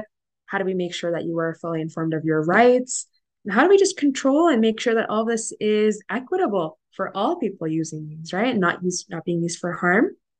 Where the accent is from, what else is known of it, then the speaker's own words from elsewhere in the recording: South India, India; Being South Indian, and there's a lot of things that are in a lot of the literature from ancient times